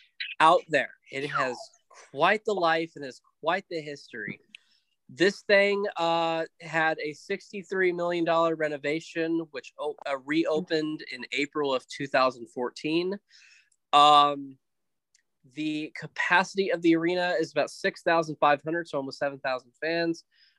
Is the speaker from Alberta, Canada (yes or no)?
no; Winnipeg, Manitoba, Canada; You know, I'm from Winnipeg, you idiot.